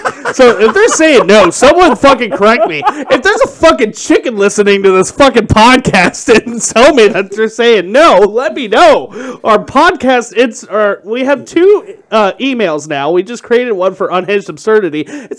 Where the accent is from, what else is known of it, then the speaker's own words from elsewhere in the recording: Kentucky, United States; When I was growing up in Kentucky